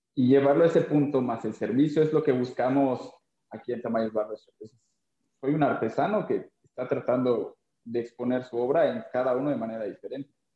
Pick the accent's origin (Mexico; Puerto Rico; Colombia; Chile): Mexico; Mérida, Yucatán; yo soy de Mérida, Yucatán, vengo de un lugar que se llama Cancín